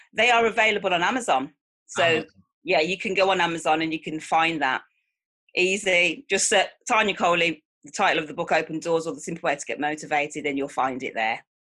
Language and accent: English; Manchester, North West England, United Kingdom; I'm from Manchester, England